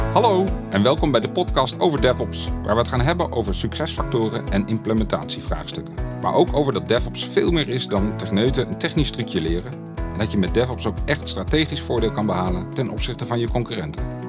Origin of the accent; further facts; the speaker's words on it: Apeldoorn, Gelderland, Netherlands; Ik kom uit Apeldoorn, door zo'n woning, vriendin, twee kinderen en een Volvo